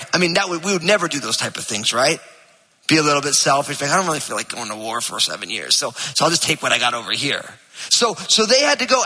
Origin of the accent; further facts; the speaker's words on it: New Jersey, United States; I'm from New Jersey